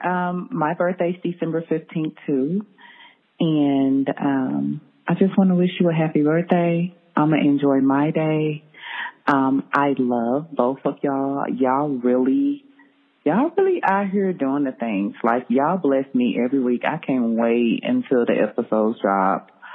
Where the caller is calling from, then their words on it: Texas, United States; I'm calling from Texas